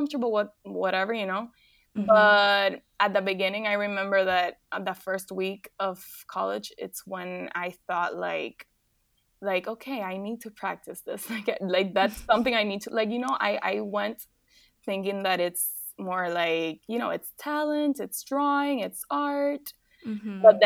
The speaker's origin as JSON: {"language": "English", "country": "Dominican Republic", "also_born_or_lived": "Paris", "moved": "as an adult", "said": "I'm from Dominican Republic"}